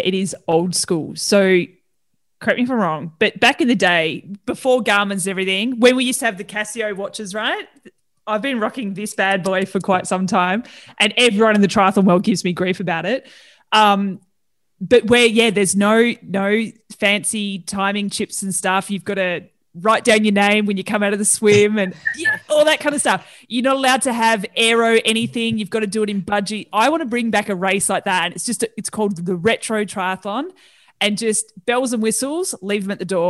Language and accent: English; Tasmania, Australia; moved away; I'm originally from Tassie